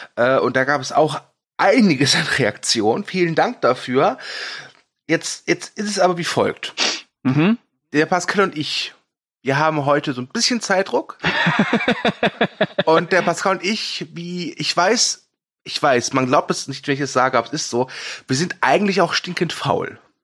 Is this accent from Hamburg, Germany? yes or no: no; Ruhr area, North Rhine-Westphalia, Germany; ich komme aus dem Pott